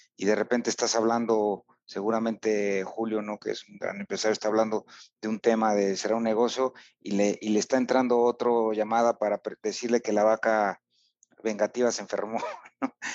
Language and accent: Spanish; Huamantla, Tlaxcala, Mexico; en Huamantla, que es mi pueblo